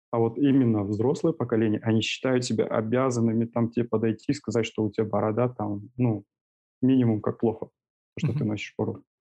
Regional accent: Almaty, Kazakhstan; Я а, коренной алматинец

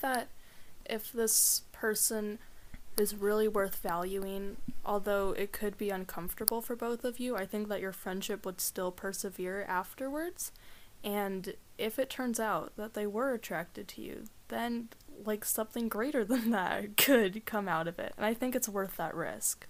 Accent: Seattle, Washington, United States; now in Trout Lake, United States; I grew up in Seattle

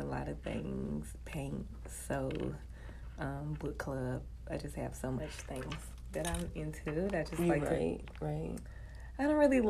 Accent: Charlotte, North Carolina, United States; So, yes, born and raised in Charlotte, 29 lovely years ago at Charlotte Memorial.

